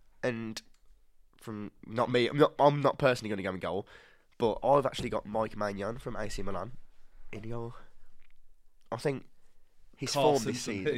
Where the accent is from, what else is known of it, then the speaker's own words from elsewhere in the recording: West Midlands, United Kingdom; Hensford are our local club for anyone not from the West Midlands.